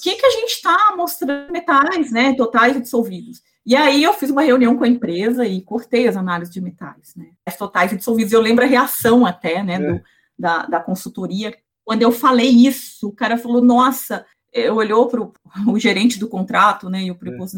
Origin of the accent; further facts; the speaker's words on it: João Monlevade, Minas Gerais, Brazil; moved away as an adult; also born or lived in Ouro Preto / Viçosa / Belo Horizonte; now in São Paulo, Brazil; eu sou mineira, nasci e fui criada em João Molevade, uma cidade pequena